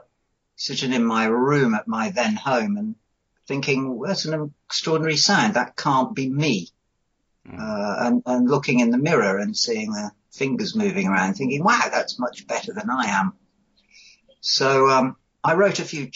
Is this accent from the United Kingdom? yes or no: yes; Coventry, West Midlands, United Kingdom; I grew up in Coventry, and I had bands at school